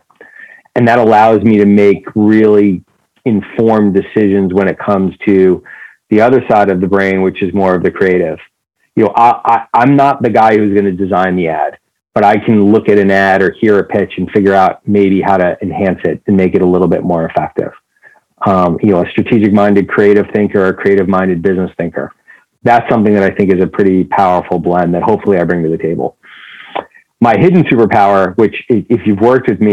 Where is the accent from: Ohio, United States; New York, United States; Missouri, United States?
New York, United States; I grew up in New York.